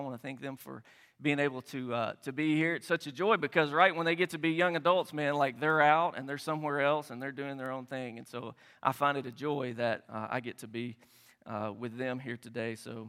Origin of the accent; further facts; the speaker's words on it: Tennessee, United States; I was born and raised in Tennessee